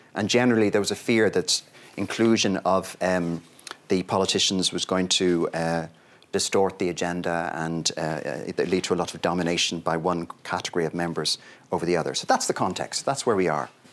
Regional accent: Ireland; my home country

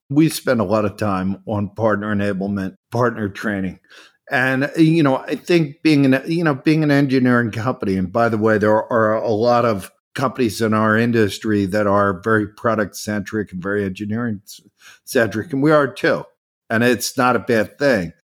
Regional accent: Philadelphia, Pennsylvania, United States; I never moved away from Philadelphia. I grew up in Philadelphia

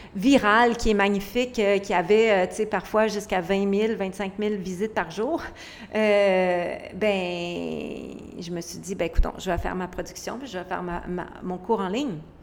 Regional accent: Quebec, Canada; je viens du Québec, d'un petit village vraiment pauvre et vulnérable

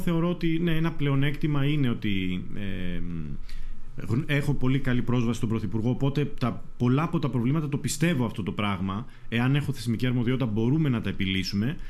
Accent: Mesotopos, North Aegean, Greece; από το χωριό μου, από το Μεσότοπο

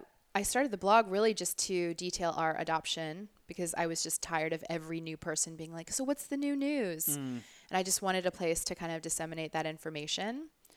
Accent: Orlando, Florida, United States; born or raised there; now in Orange County, United States

